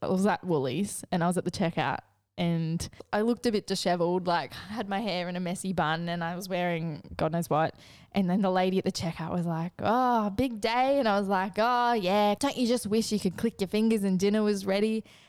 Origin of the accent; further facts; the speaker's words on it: New South Wales, Australia; Growing up in the Northern Rivers.